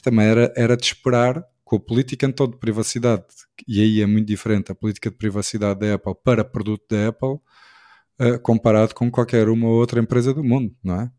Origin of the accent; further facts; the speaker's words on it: Portugal; enquanto português, e enquanto português também ligado ao handball e ao desporto